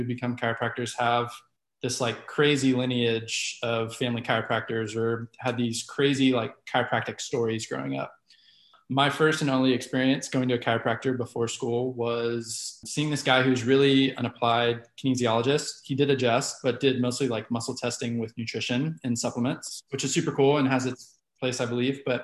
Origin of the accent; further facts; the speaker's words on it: Dallas, Texas, United States; also born or lived in Oklahoma; I was born and raised here in Dallas, Texas